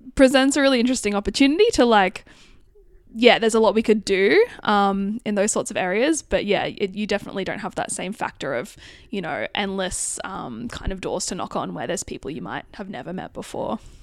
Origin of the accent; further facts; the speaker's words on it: northern New South Wales, Australia; I grew up in a, a regional town in northern New South Wales